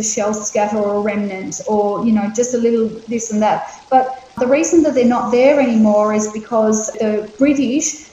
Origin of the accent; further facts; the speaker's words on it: Moreton Bay, southeast Queensland, Australia; also born or lived in Bundjalung country; I'm speaking today from Bundjalung country, but my country is Moreton Bay, southeast Queensland.